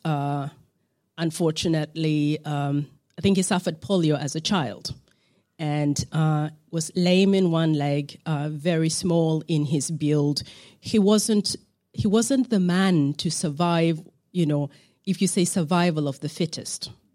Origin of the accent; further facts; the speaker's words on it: Uganda; on the East African side, I'm from Uganda.